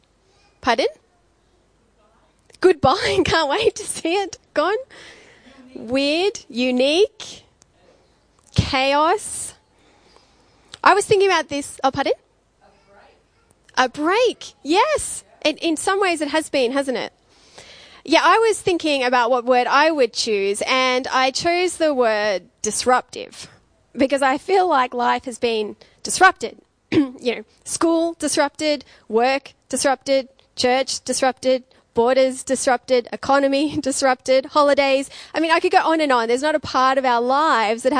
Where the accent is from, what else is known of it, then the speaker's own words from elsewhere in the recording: Dubbo, New South Wales, Australia; moved away as an adult; also born or lived in Queensland; now in Wollongong, Australia; So I grew up in the country. I grew up in Dubbo. So that was all my schooling.